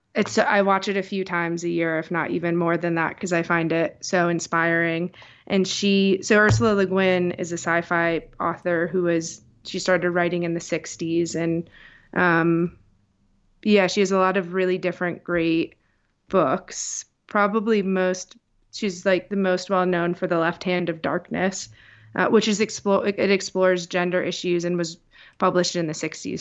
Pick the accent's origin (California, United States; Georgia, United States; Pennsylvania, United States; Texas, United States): Pennsylvania, United States; Scranton; also born or lived in New York; I grew up here in Scranton, Pennsylvania